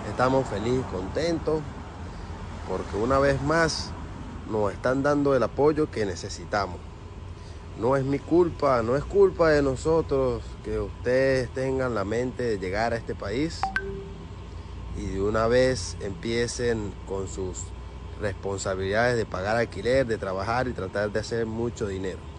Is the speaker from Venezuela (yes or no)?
yes; Venezuela; now in United States; Muy feliz y contento por todo el apoyo que nos han brindado como venezolanos.